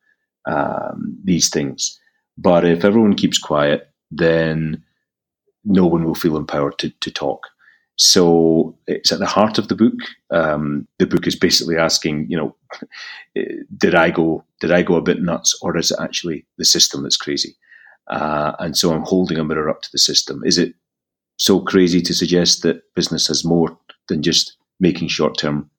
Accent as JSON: {"language": "English", "region": "Scotland", "country": "United Kingdom", "tie": "born or raised there", "accent": "Scottish", "moved": "yes", "said": "I'm actually from Scotland, and that's where the accent is. So I found myself back in my native country"}